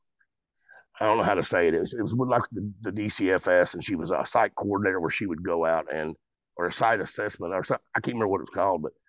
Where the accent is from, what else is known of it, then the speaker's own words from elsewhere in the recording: Golconda, Illinois, United States; growing up in Golconda here, the little town I live